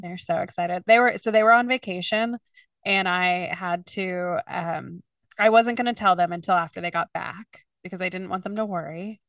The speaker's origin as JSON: {"language": "English", "region": "Kentucky", "country": "United States", "tie": "born or raised there", "moved": "as an adult", "lives_now": "New York, United States", "said": "I grew up in Kentucky. I grew up around very few Jews. And I remember when I moved to New York"}